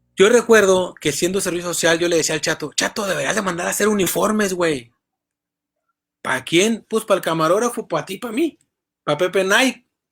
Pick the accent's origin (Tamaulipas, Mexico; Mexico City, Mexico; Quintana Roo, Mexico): Tamaulipas, Mexico; un periodista tamaulipeco